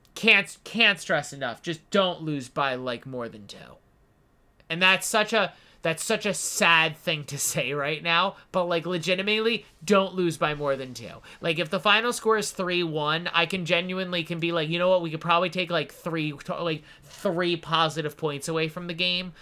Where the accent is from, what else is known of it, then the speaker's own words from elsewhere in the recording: New Jersey, United States; moved away; my home state